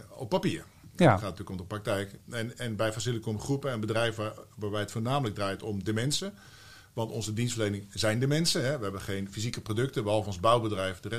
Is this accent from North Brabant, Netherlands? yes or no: yes; Eindhoven, North Brabant, Netherlands; born there; Ik ben geboren in Eindhoven. Niet getogen, maar wel geboren